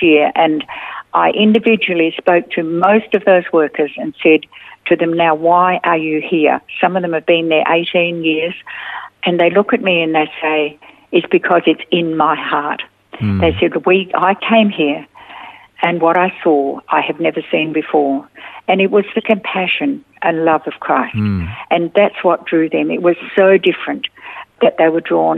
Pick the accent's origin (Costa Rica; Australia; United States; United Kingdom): Australia